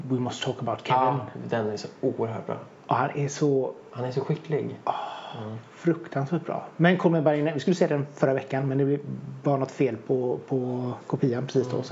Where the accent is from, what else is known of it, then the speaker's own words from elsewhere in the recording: Enköping, Uppsala County, Sweden; also born or lived in Stockholm; Jag kommer från Enköping.